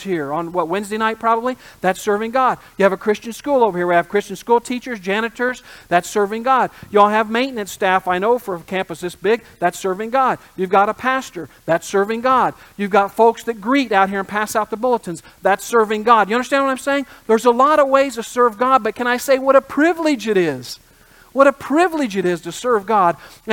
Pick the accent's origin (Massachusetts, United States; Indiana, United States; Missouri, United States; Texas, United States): Indiana, United States; I grew up in the Midwest in Indiana